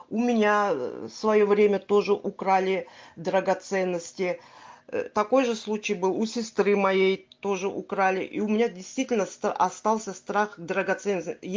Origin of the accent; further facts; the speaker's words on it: Crimea, Ukraine; Э, я крымчанка. Вы правильно сказали, я крымчанка. Э, живу в Крыму, в Симферополе.